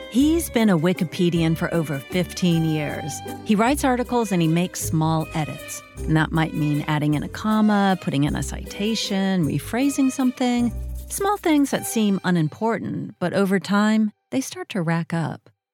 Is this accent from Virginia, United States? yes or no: yes; Oakton, Virginia, United States; born or raised there; also born or lived in Fort Belvoir, Virginia